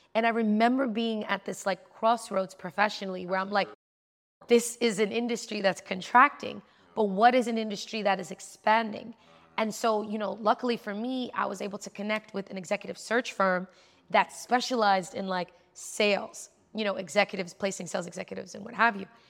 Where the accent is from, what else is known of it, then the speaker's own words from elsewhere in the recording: New York City, New York, United States; I'm from New York. Like, I'm in New York City trying to live my life